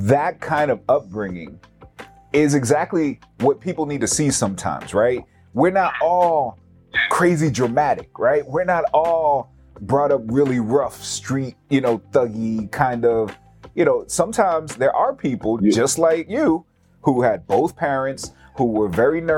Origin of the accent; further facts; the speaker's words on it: New York, United States; I am a New Yorker.